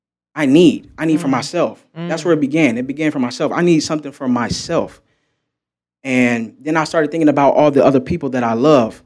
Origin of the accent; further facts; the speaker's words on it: United States; And I felt as though being American, I was involuntarily segregated from connecting with the rest of the world